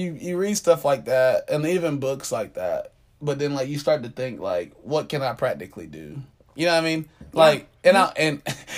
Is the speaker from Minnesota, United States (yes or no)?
no; Atlanta, Georgia, United States; I grew up in South Atlanta